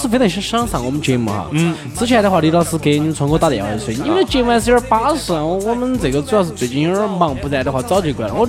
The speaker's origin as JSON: {"language": "Chinese", "town": "Chengdu", "region": "Sichuan", "country": "China", "said": "只有我们成都人哈，四川人这么悠闲，以打麻将为生的成都人啊，"}